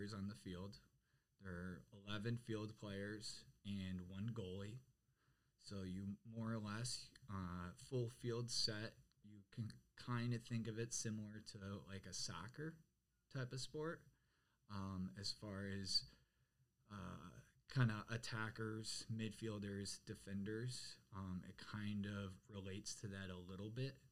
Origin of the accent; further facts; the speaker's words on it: Detroit, Michigan, United States; moved away as an adult; where I grew up in Michigan